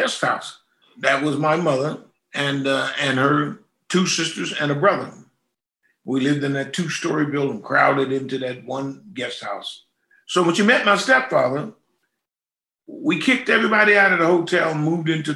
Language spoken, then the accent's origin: English; Pittsburgh, Pennsylvania, United States; That's my town, my hometown. Born and raised.